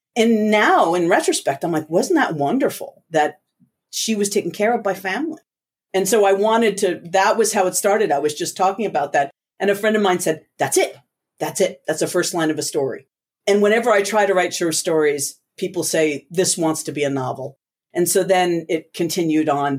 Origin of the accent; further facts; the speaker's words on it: New Jersey, United States; also born or lived in Puerto Rico; growing up in the States